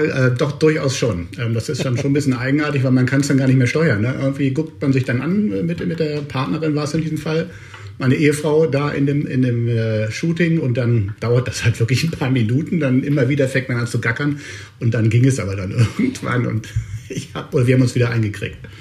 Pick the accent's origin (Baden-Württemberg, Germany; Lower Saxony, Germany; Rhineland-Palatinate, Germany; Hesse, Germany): Lower Saxony, Germany; Hanover; now in Cologne, Germany; ich bin Hannoveraner, ich bin dröger Norddeutscher quasi